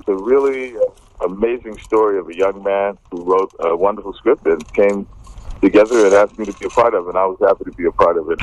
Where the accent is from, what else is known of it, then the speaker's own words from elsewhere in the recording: United States; moved away as an adult; now in London, United Kingdom; as an American expatriate